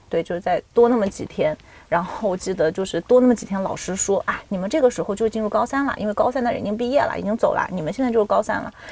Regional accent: Nanjing, Jiangsu, China; 我是南京人

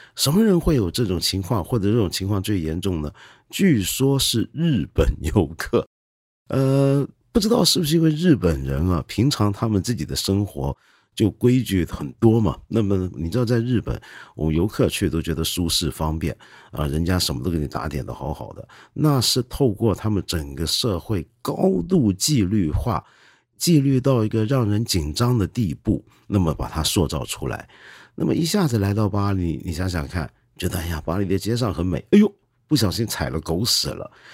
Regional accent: China; 我们中国人有个习惯

